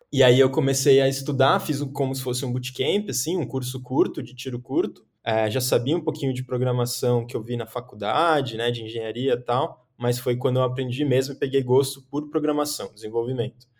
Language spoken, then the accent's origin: Portuguese; São Paulo, Brazil; Sou aqui de São Paulo, paulistano